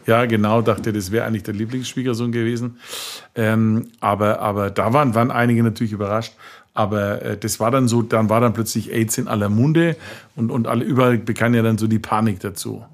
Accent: Franconia, Bavaria, Germany; das Leben bei uns in Franken ja Schäufele und Bratwurst

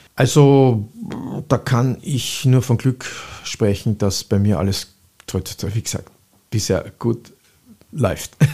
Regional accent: Vienna, Austria; Ich bin in der Speisinger Straße aufgewachsen

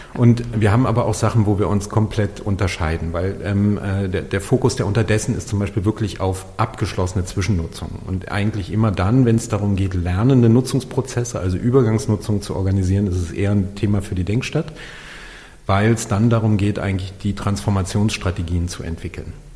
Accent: Berlin, Germany; hier in meiner Heimatstadt Berlin

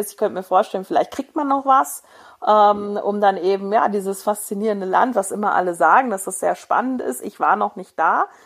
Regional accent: Hesse, Germany; Nein, ich bin kein Hesse mehr, nicht mehr

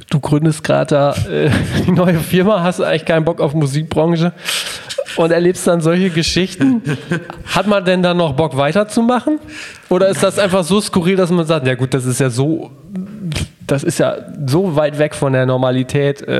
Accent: Hamburg, Germany; also born or lived in Nuremberg; damit Aus Hamburg, gebürtig Nürnberg.

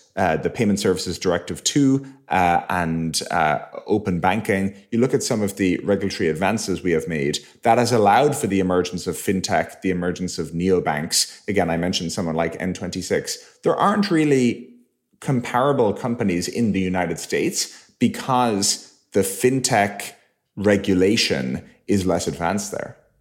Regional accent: Ireland; moved away; we grew up in Ireland.

